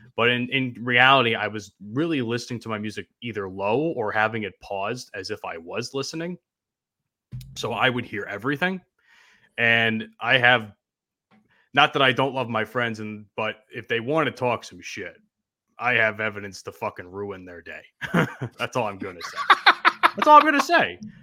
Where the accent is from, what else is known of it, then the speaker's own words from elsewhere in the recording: New Jersey, United States; I'm from New Jersey